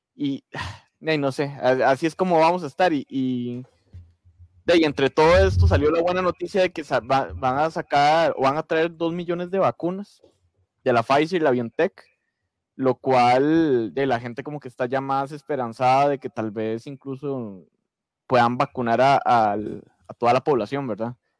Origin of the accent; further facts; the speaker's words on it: Costa Rica; como buen tico